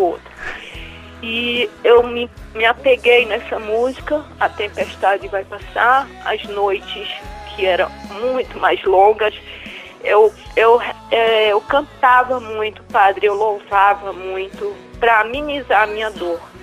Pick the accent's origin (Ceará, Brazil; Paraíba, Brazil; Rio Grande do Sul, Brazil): Ceará, Brazil; now in Rio de Janeiro, Brazil; Falo do Rio de Janeiro, mas sou cearense.